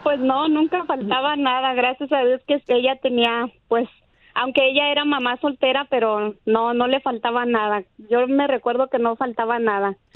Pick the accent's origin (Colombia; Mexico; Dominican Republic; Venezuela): Mexico; now in United States; yo soy de México